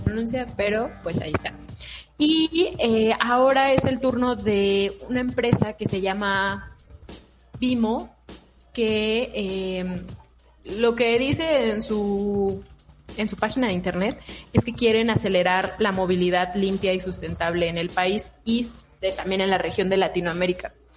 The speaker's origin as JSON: {"language": "Spanish", "country": "Mexico", "said": "nosotros como mexicanos"}